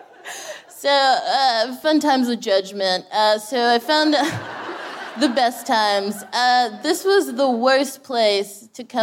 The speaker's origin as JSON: {"language": "English", "region": "Texas", "country": "United States", "moved": "as an adult", "lives_now": "London, United Kingdom", "said": "I'm from Texas"}